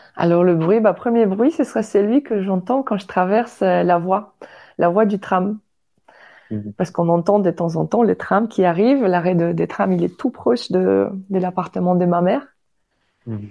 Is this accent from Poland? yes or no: yes; Baltic coast, northern Poland, Poland; French is a second language; moved away as an adult; now in France; je suis polonaise, polonaise de naissance